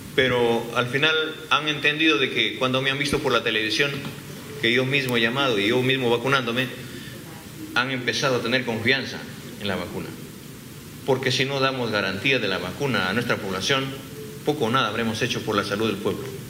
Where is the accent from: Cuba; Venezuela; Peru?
Peru; en mi país